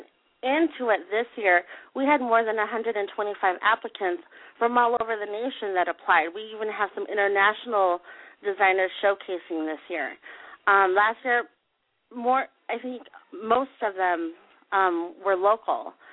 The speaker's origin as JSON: {"language": "English", "town": "San Diego", "region": "California", "country": "United States", "tie": "born or raised there", "said": "this is my hometown, and this is, I love it here"}